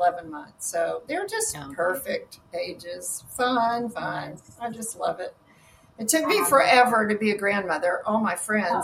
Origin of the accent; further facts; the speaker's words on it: the South, United States; now in Austin, United States; growing up in the South